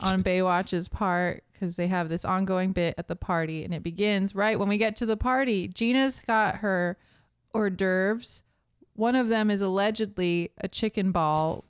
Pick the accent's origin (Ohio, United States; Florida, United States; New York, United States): Florida, United States; Miami; I'm from Miami